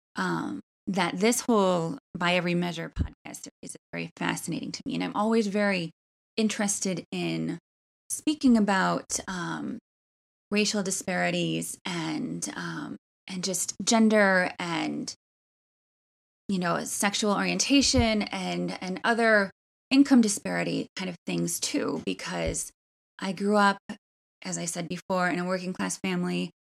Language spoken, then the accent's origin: English; Milwaukee, Wisconsin, United States; also born or lived in Wauwatosa, Wisconsin; I loved growing up in Washington Heights, Milwaukee.